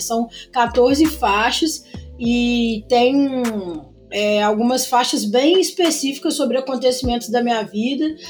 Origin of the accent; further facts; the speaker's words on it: Juiz de Fora, Minas Gerais, Brazil; Sou de Juiz de Fora